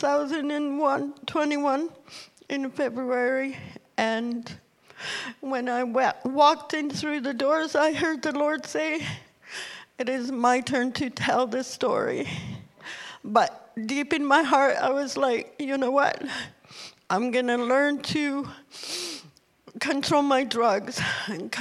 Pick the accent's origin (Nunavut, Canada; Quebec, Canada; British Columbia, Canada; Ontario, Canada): Nunavut, Canada; also born or lived in Ottawa; now in Thunder Bay, Canada; I was born and raised in Nunavut